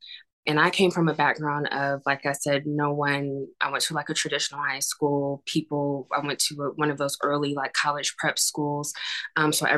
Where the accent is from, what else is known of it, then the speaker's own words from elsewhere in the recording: North Carolina, United States; moved away as an adult; also born or lived in Atlanta; I grew up in North Carolina